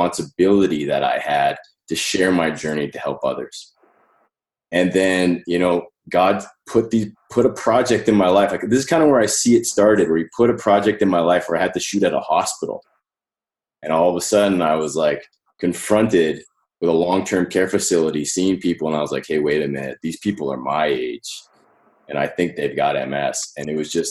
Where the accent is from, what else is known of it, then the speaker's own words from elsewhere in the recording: Calgary, Alberta, Canada; I was born in Calgary in Canada, right? And I had a relatively, normal upbringing.